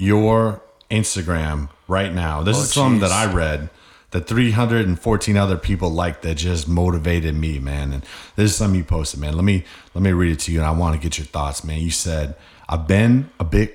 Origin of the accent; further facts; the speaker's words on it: New England, United States; we're all from New England